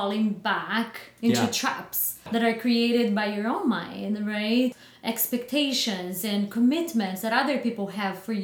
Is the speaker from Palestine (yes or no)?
no; Batatais, São Paulo, Brazil; now in Chandler, United States; Born and raised in a little town called Batatais